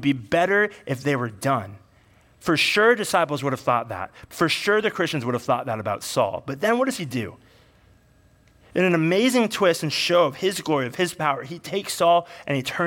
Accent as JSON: {"language": "English", "area": "Bay Area", "region": "California", "country": "United States", "tie": "born or raised there", "said": "I grew up in the Bay Area."}